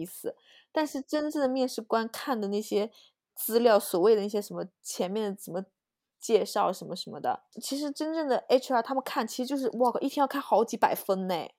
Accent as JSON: {"language": "Chinese", "country": "China", "moved": "yes", "said": "因为我是中国人"}